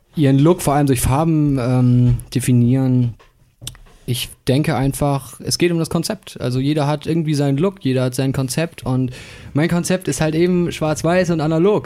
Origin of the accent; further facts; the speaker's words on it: Bremen, Germany; moved away as an adult; now in Hamburg, Germany; ich kam ja gebürtig aus der Bremer Musikszene